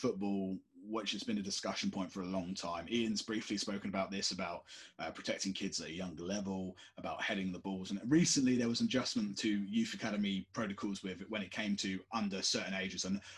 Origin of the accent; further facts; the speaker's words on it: United Kingdom; we're British